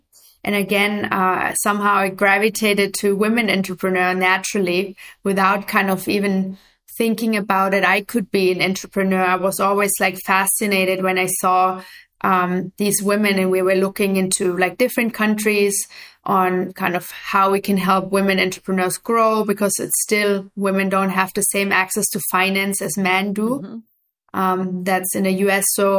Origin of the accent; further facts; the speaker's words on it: Germany; moved away as an adult; also born or lived in Afghanistan / New York; I grew up in Germany originally